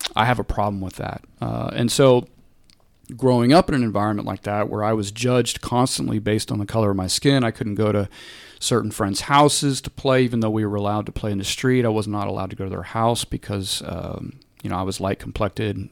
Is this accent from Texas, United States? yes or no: yes; Corpus Christi, Texas, United States; now in Dallas, United States; I grew up in Corpus Christi